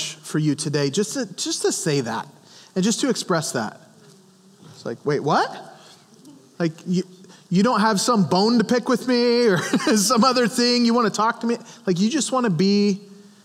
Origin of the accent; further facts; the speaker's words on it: Montana, United States; I grew up in Montana where we hunted and all of those kinds of things